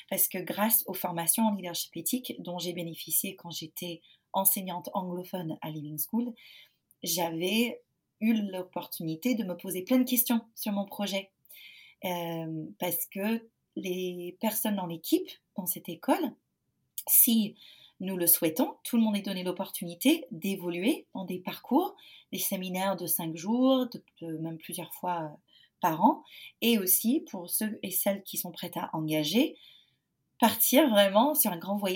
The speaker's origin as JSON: {"language": "French", "country": "United States", "moved": "as an adult", "lives_now": "Nantes, France", "said": "Je suis américaine. Euh, j'ai 34 ans. Je suis en France depuis 2011."}